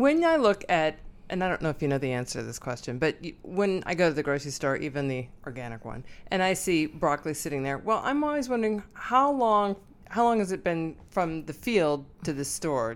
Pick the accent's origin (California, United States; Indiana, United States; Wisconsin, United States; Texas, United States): Wisconsin, United States; I'm from Wisconsin